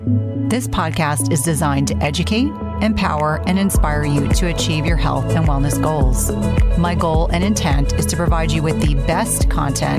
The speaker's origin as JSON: {"language": "English", "region": "New Jersey", "country": "United States", "tie": "born or raised there", "said": "I grew up in Jersey"}